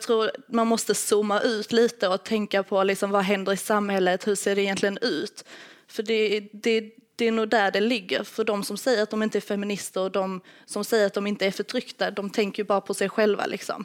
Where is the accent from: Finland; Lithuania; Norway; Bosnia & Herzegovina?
Lithuania; now in Sweden; Jag kommer från Litauen